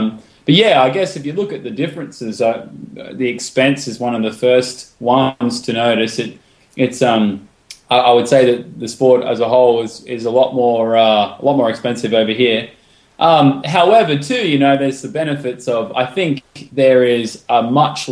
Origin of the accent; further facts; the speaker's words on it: Charleville, Queensland, Australia; moved away as an adult; also born or lived in Sydney; now in United States; I'm originally from Queensland, Australia, Charleville, outback Queensland. And, I moved to Sydney a couple of years ago